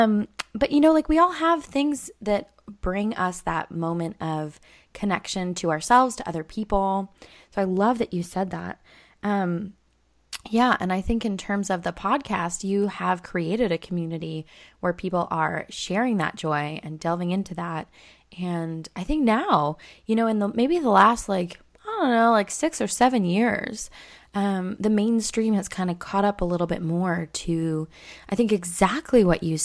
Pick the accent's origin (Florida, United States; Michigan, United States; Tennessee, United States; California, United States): California, United States; I grew up in Southern California.